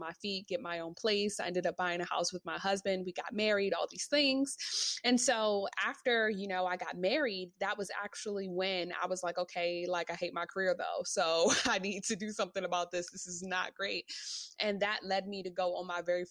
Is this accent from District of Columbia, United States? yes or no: yes; Washington, District of Columbia, United States; moved away as an adult; now in New York, United States; I actually moved to New York. I'm from Washington, D.C.